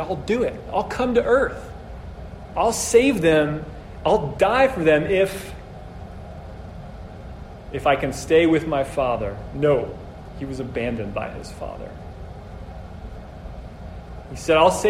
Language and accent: English; Brazil; moved away; I'm from Brazil originally